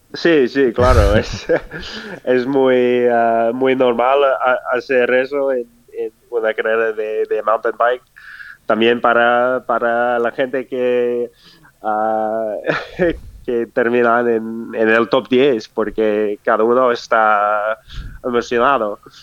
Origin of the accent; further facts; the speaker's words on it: Durango, Colorado, United States; Spanish is a second language; moved away; mi pueblo de, de Rango ah, hay el, el, Colorado Trail